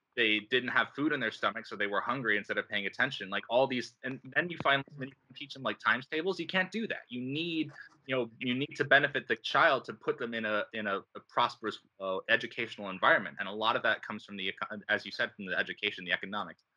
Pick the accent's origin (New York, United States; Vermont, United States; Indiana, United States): New York, United States; Rochester; now in Pittsburgh, United States; I grew up in Rochester, New York, and now I live in Pittsburgh, Pennsylvania